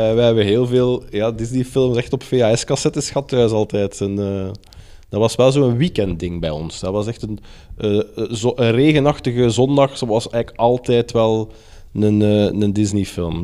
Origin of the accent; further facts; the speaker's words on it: Brussels, Brussels-Capital Region, Belgium; ik ben opgegroeid in Brussel